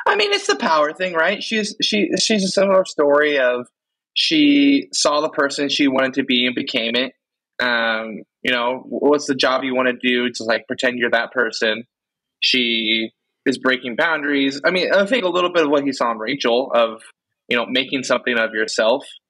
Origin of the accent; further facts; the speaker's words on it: West Coast, United States; I'm the only true West Coaster. I've never lived in the East Coast time zone.